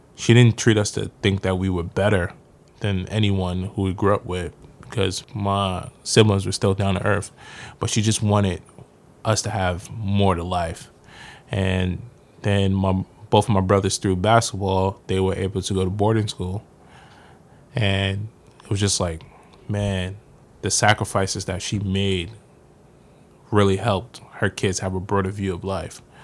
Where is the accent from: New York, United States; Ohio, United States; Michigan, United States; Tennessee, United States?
New York, United States; New York City; also born or lived in Far Rockaway, Queens; I'm from South Jamaica, Queens.